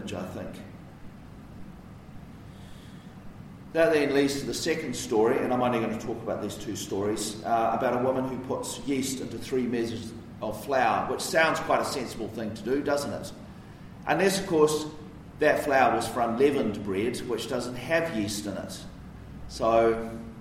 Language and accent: English; Wellington, New Zealand; where I grew up in Karori.